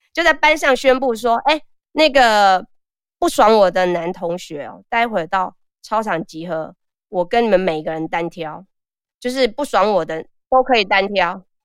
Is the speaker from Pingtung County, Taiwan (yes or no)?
no; Taixi, Yunlin County, Taiwan; 我是出生在所谓的黑道的故乡，就台西